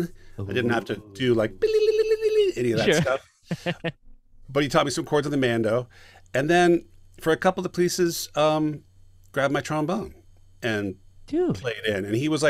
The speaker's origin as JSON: {"language": "English", "town": "Sacramento", "region": "California", "country": "United States", "also_born_or_lived": "Long Beach", "moved": "yes", "lives_now": "Los Angeles, United States", "said": "I am from Sacramento."}